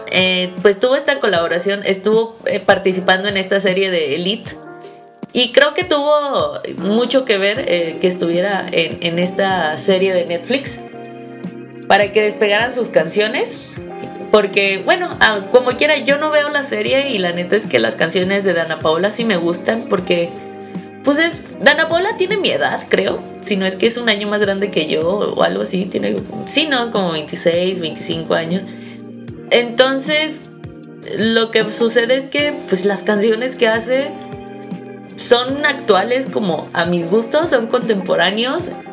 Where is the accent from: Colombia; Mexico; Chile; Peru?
Mexico; somos mexicanos